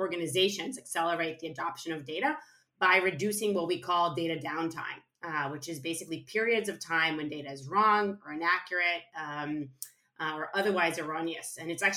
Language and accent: English; suburbs of Tel Aviv, Tel Aviv District, Israel; moved away; I was born and raised in Israel, in a small town in the suburbs of Tel Aviv